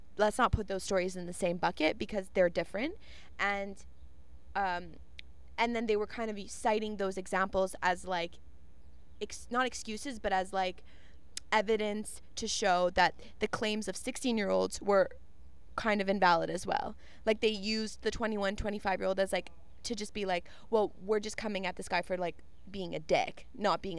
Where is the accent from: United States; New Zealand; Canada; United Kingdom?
Canada; we are Canadian